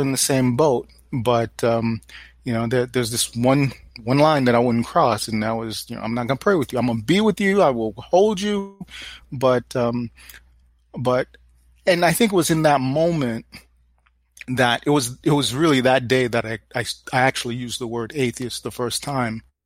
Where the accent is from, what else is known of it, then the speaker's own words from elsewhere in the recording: New York City, New York, United States; I grew up in New York City, Brooklyn specifically